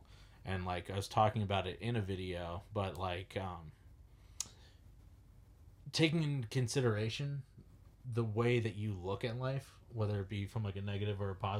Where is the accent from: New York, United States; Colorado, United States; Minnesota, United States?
New York, United States; Long Island; moved away as an adult; now in Los Angeles, United States; I just moved to LA. I'm from New York